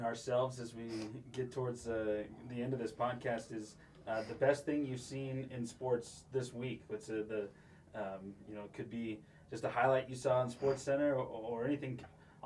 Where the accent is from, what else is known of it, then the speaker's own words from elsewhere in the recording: Oregon, United States; I'm from Oregon myself